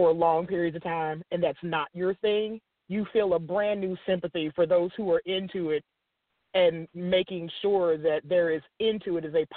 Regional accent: the South, United States; accent: extreme southern; my extreme southern accent

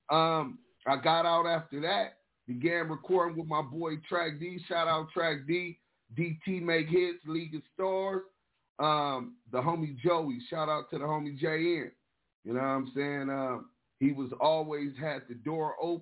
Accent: Los Angeles, California, United States; I grew up in South Central Los Angeles on that west side

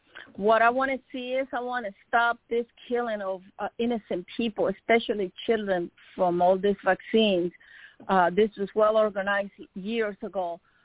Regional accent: Nicaragua; I'm from Nicaragua.

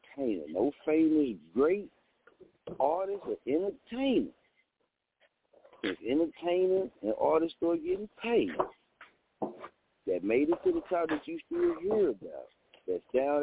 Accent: Muskogee, Oklahoma, United States; I'm from Muskogee. See, I'm from Little Muskogee, Oklahoma.

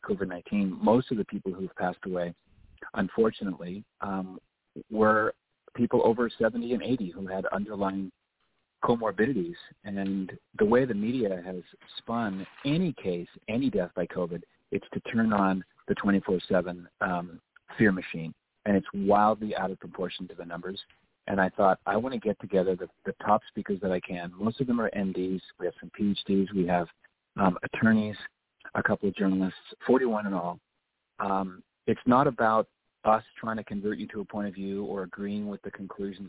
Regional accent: Nova Scotia, Canada; moved away as an adult; also born or lived in Ottawa / Toronto / Montreal / San Diego; I'm a Canadian by birth. I was born and raised in Nova Scotia.

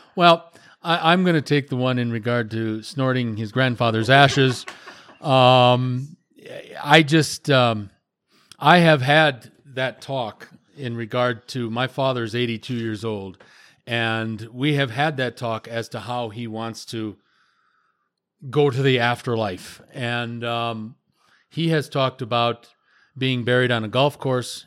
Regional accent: Wisconsin, United States; I was growing up in Wisconsin or at school or in the military

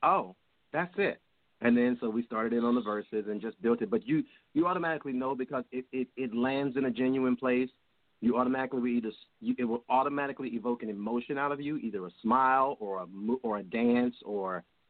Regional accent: Georgia, United States; I'm from Georgia, born and raised.

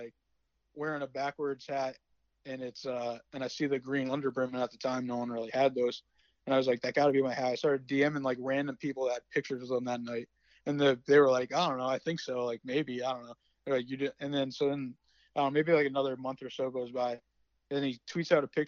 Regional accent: West Haven, Connecticut, United States; I'm from West Haven

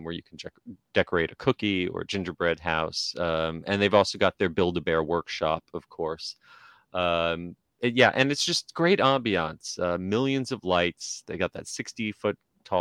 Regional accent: New Jersey, United States; now in Florida, United States; I grew up in New Jersey

